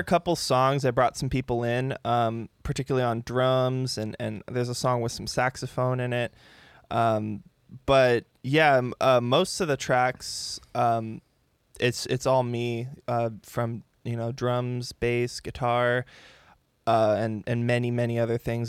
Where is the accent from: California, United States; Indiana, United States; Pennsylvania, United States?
California, United States; San Diego; I grew up here in San Diego, um, Poway area, still living in the same house that I came home